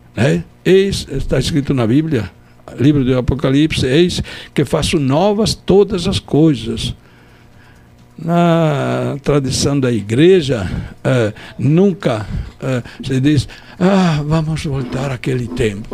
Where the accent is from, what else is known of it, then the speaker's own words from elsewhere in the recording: Turin, Piedmont, Italy; accent: Italian; Portuguese is a second language; moved away as an adult; also born or lived in Palmares, Brazil / Pesqueira, Brazil; now in Caruaru, Brazil; eu sou lá da região do Piemonte, Turim, é grande